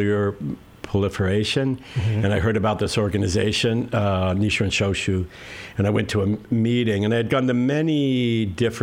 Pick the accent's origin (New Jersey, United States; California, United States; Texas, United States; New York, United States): California, United States; Santa Monica; also born or lived in Ocean Park / Westchester, Los Angeles; I'm originally from right here. I grew up